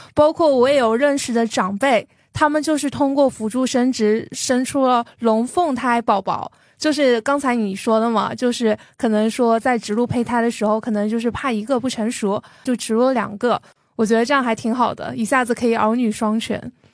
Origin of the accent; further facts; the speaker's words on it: Jiangxi, China; 我作为一个江西人，我小时候看电视